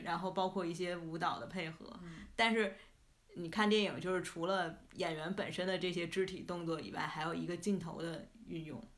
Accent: Tianjin, China; accent: Tianjin; 你像我们天津人讲英语

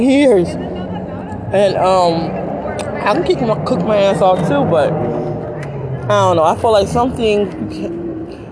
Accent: Detroit, Michigan, United States; moved away as an adult; also born or lived in New Jersey; I'm from Detroit, and I was born and raised there

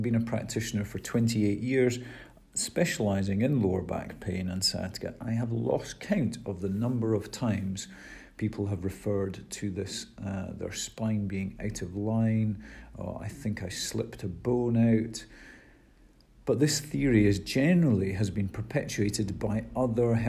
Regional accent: Scotland, United Kingdom; we are Scottish and British here

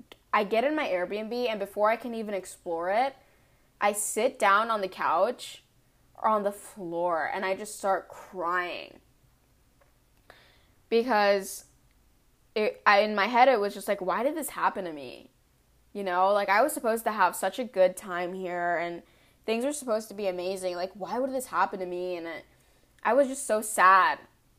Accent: California, United States; he knew I was like from California, so I couldn't handle the cold weather

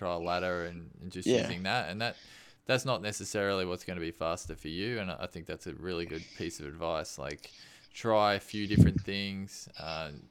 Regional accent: Australia; we're Australian

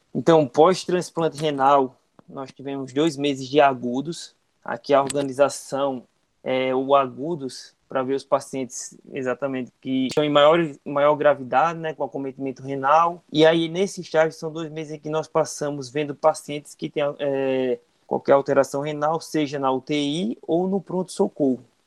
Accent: Campina Grande, Paraíba, Brazil; da minha cidade, de onde sou natural, né, Campina Grande

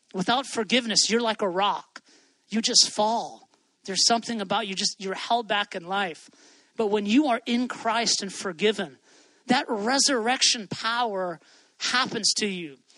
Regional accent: Hawaii, United States; I grew up in Hawaii

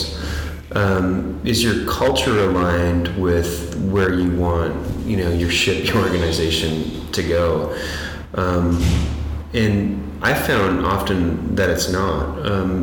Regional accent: Toronto, Ontario, Canada; I'm from Toronto

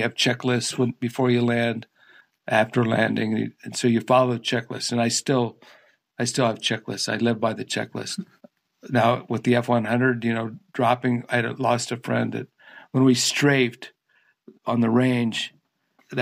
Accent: Barberton, Ohio, United States; I'm from Barberton

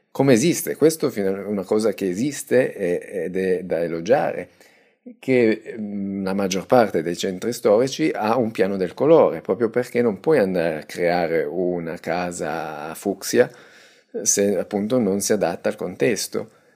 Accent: Italy; io tengo al mio paese

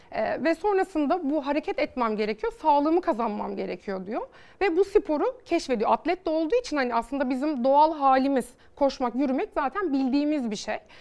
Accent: Bodrum, Muğla, Turkey; Bodrum e, doğumluyum.

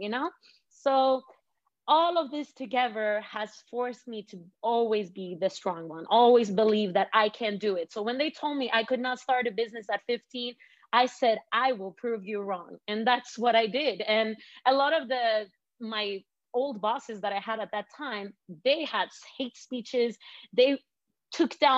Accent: Malmö, Skåne, Sweden; also born or lived in Svedala, Sweden; even though I was born and raised in Sweden, I had a family that had a background in Iran

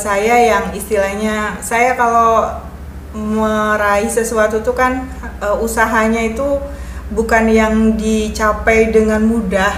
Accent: Ciamis, West Java, Indonesia; moved away as an adult; also born or lived in Yogyakarta; now in Cilegon, Indonesia; lahir di Ciamis, dibesarkan di Ciamis

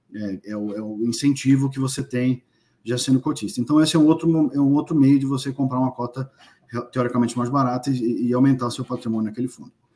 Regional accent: Brazil; moved away; sou brasileiro, obviamente, moro fora do Brasil já há algum tempo

